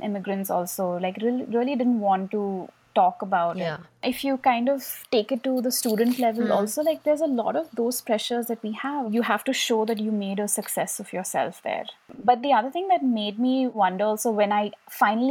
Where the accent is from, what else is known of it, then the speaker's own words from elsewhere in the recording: India; also born or lived in New York City, United States; we as Indian kids